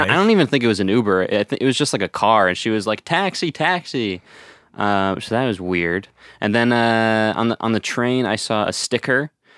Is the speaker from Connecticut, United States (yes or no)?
yes; Connecticut, United States; moved away as an adult; I'm from Connecticut, so I've lived there my whole life. prior to the last couple of months